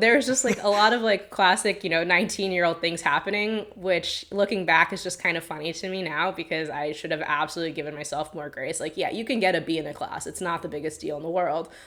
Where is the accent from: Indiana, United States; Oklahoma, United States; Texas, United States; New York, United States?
New York, United States; Long Island; moved away; I'm from Long Island, technically.